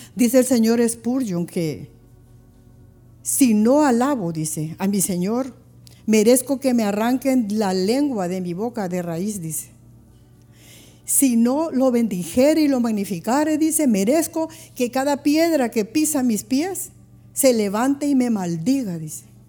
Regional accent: Honduras; si nosotros estamos en otro país y miramos la bandera de Honduras

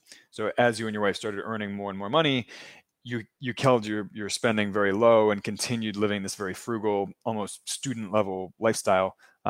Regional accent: Maryland, United States; I'm from Maryland, so not far away from there.

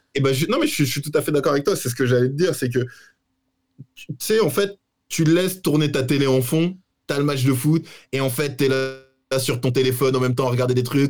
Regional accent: Paris, Île-de-France, France; moved away as an adult; now in Lisbon, Portugal; je suis parisien, je suis né à Paris, j'ai vécu 30 ans à Paris

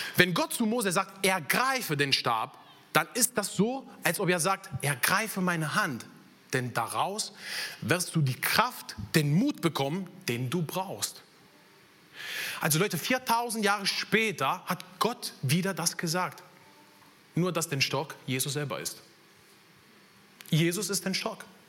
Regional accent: Italy; German is a second language; moved away as an adult; now in Germany; bin ich in Italien geboren, aufgewachsen

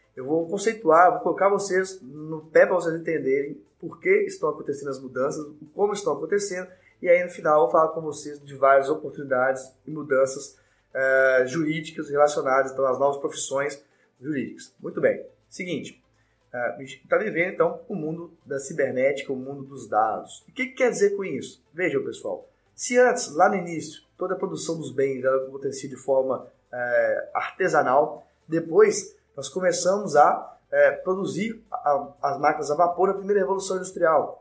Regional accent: Belo Horizonte, Minas Gerais, Brazil; sou de BH, sou mineiro

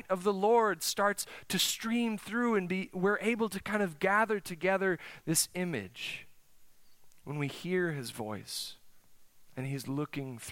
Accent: South Dakota, United States; now in Oklahoma, United States; I'm from the North Country. It's cold up there. South Dakota, the winters are long. Let me tell you, my senior year of high school, senior prom, May, snowed.

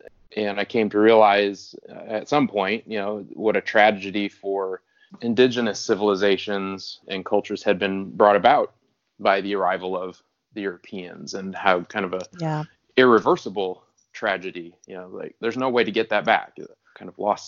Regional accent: the Dakotas, United States; moved away as an adult; now in Round Rock, United States; I was born in South Dakota and grew up in the Dakotas through high school. And so I was always kind of right next door to Indian reservations

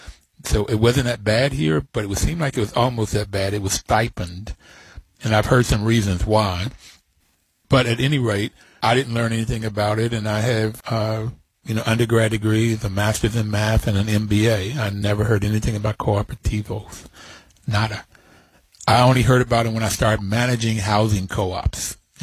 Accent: Bluefield, West Virginia, United States; I was on top of a mountain. That's where I grew up. I grew up in Bluefield, West Virginia. Poor blacks, poor whites, we all, you know, together.

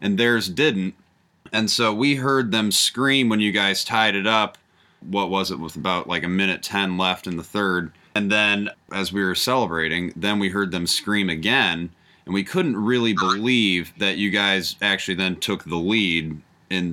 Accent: Chicago, Illinois, United States; We're from the Chicago area

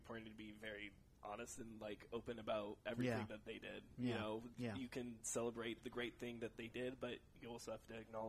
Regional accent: Livermore, California, United States; born or raised there; also born or lived in San Jose, California

